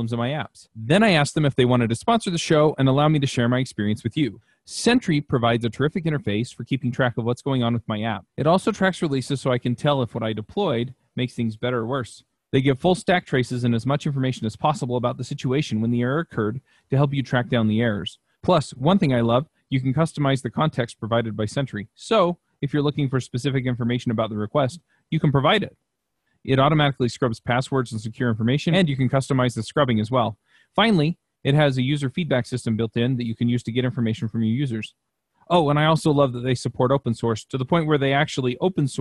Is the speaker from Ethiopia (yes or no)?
no; Utah, United States; I grew up here in Utah